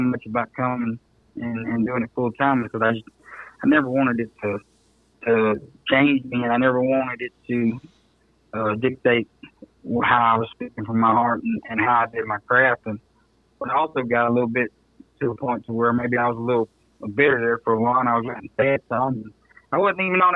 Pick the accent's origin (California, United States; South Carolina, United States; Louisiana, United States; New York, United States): Louisiana, United States; just south of Shreveport; I'm originally from just south of Shreveport. So that was the closest big town we had. I was born in Shreveport at the hospital there.